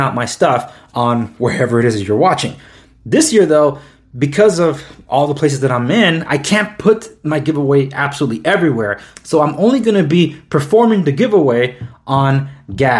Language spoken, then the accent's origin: English; United States; I was born and raised here in the United States